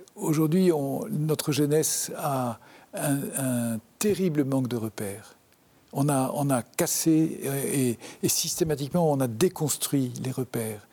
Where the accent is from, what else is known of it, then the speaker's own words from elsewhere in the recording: Le Havre, Normandy, France; also born or lived in Brest; now in Paris, France; J'ai grandi au Havre, euh, une ville que, je n'aimais pas du tout.